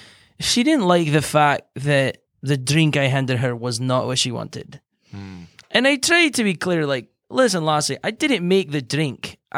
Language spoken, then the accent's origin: English; Ireland; moved away; I came from Ireland a long time ago, but I've just been cruising around Texas because you got nice weather.